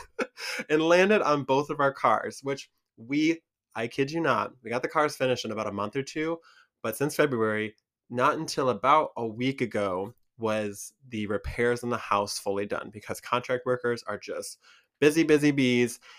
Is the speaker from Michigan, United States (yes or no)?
yes; Michigan, United States; accent: Michigan; here in Michigan